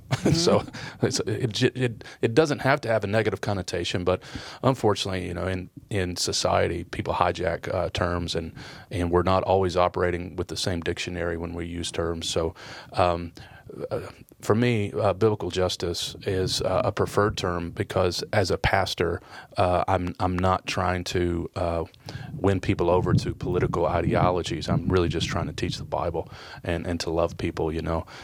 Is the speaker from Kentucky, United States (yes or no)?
yes; Kentucky, United States; also born or lived in Detroit, Michigan; I was born in Detroit, uh, grew up in Kentucky